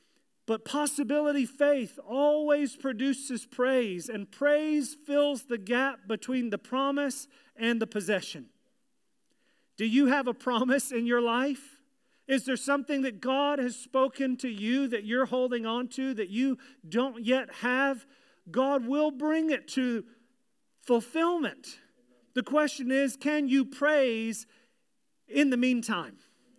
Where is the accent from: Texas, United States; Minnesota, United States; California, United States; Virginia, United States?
Virginia, United States; but in the church that I grew up in Virginia, there was a little thing called shout time.